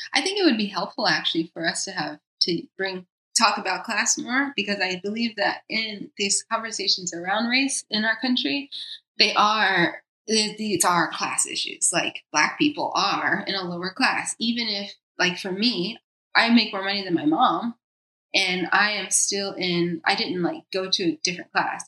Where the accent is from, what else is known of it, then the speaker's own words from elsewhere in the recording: United States; also born or lived in New York / Costa Rica; now in Los Angeles, United States; I'm American.